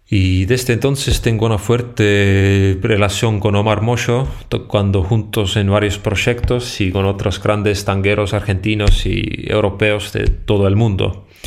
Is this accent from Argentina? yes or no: no; Estonia; Alemania, Holanda, eh, Bélgica y también en mi país Estonia.